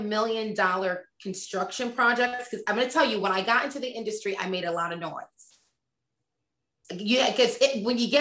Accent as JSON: {"language": "English", "region": "Connecticut", "country": "United States", "tie": "born or raised there", "also_born_or_lived": "Boston", "said": "born and raised in Connecticut, college, Boston"}